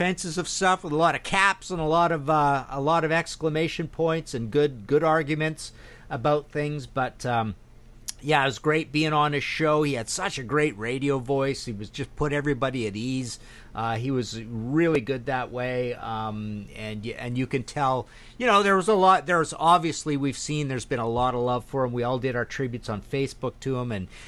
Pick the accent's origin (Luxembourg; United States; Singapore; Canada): Canada; Toronto, Ontario; I'm from Toronto